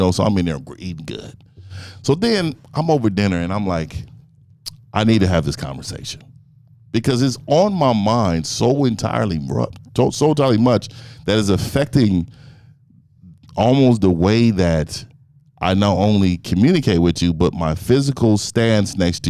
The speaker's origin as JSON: {"language": "English", "town": "Frisco", "region": "Texas", "country": "United States", "said": "And I'm from Frisco."}